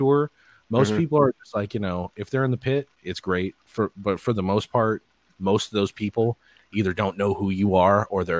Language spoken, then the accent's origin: English; United States; as an American